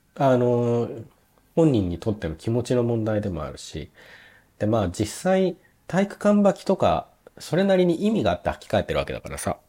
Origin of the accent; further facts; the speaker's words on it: Nagoya, Aichi, Japan; moved away as an adult; now in Germany; 僕名古屋の出身なんですけど